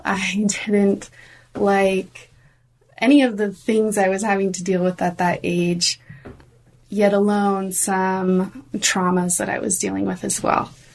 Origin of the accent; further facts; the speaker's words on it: Oregon, United States; I grew up in Oregon